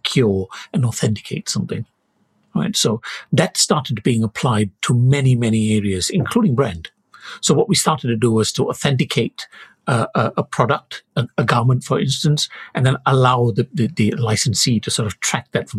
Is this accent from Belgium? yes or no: no; Malaysia; moved away as an adult; I was born in Malaysia. I came here to do my studies and stayed on after my PhD.